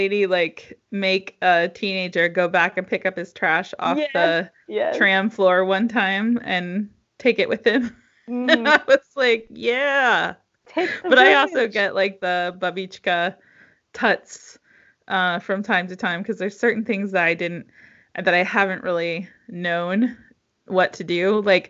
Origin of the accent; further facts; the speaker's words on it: United States; now in Czech Republic; You know, we come from the United States where the country is 330 million people and this country is 10 million people.